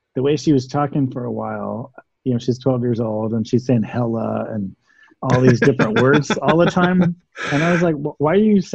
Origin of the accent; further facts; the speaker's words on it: the South, United States; I'm very fascinated with dialects and accents. Growing up in the South, and Oakland's got its own too.